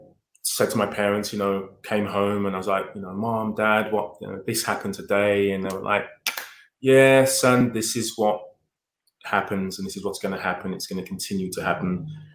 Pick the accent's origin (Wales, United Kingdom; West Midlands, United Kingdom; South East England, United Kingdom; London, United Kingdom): London, United Kingdom; Yeah, so I mean, I suppose, you know, given that I'm 50 years old, the 70s was a long time ago